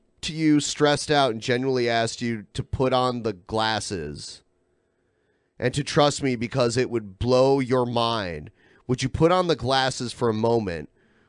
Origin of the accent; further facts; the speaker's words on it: United States; now in Pacific Northwest, United States; I grew up on the border of Michigan and Ohio